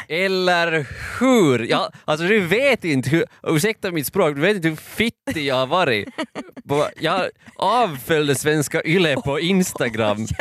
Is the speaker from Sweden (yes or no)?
no; Finland; jag är finlandssvensk